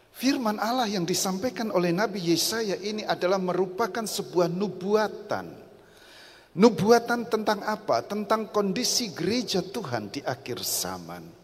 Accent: Rembang, Central Java, Indonesia; Asal saya dari kota Rembang.

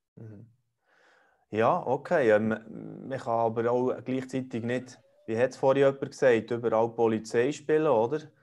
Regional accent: Switzerland; bei uns in der Schweiz

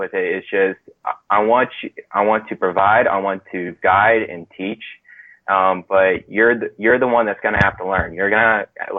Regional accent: Frisco, Texas, United States; moved away as an adult; now in Lubbock, United States; I'm from Frisco, Texas, which is just north of Dallas.

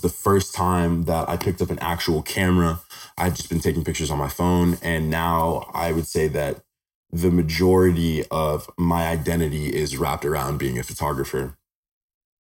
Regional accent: Henderson, Nevada, United States; So I was born and raised in Henderson, Nevada. I've been here my whole life.

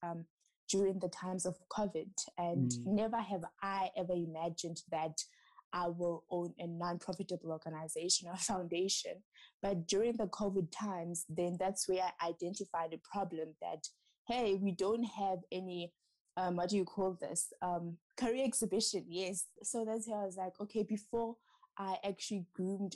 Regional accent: Matatiele, Eastern Cape, South Africa; I'm originally from the Eastern Cape. Matatiele

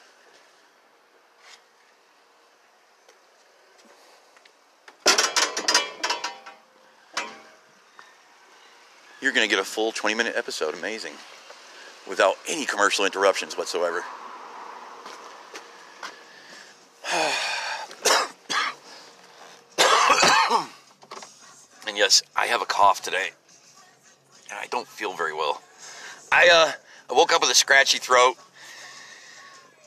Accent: United States; I'm an American just like you

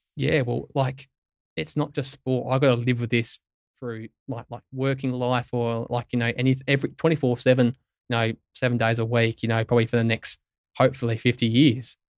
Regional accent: Tintinara, South Australia, Australia; growing up in Tintin Arrow, which has probably population of maybe three hundred if at best

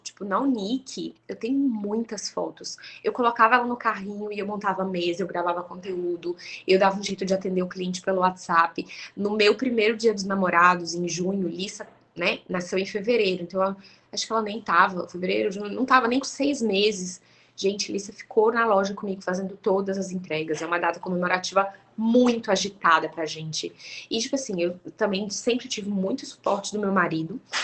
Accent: Goiânia, Goiás, Brazil; moved away as an adult; now in Bahia, Brazil; eu e meu marido, nós somos goianos

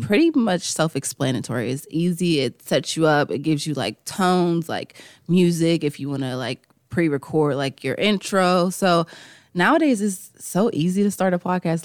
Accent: Farrell, Pennsylvania, United States; I'm from Farrell

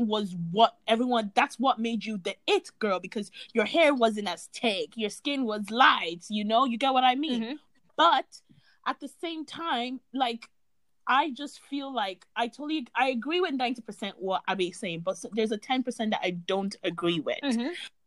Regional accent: Ireland; growing up in Ireland around white people

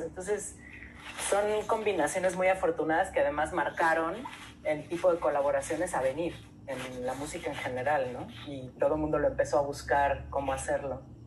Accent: Mexico City, Mexico; somos todos de la Ciudad de México, todos somos citadinos y todos nos sentimos chilangos

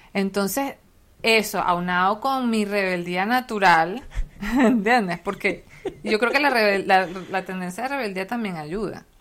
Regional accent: Venezuela; nosotros como venezolanos

